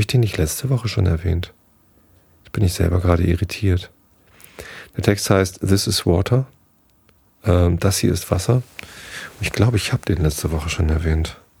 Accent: Tostedt, Lower Saxony, Germany; Abi-Party bei uns in Tosted

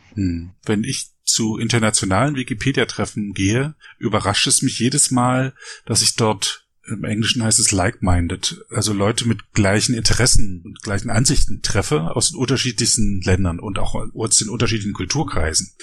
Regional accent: Frankfurt, Brandenburg, Germany; now in Berlin, Germany; ich bin nicht aus Berlin, ich bin in Frankfurt Oder aufgewachsen

